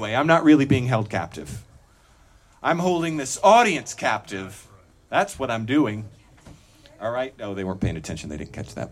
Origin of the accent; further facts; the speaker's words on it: Greenville, United States; I'm from Greenville, yeah, and I live there